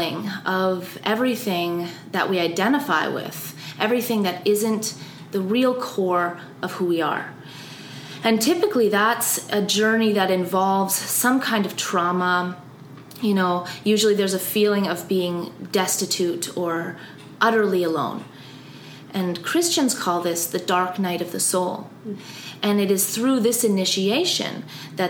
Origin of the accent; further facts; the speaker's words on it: Austria; growing up in Austria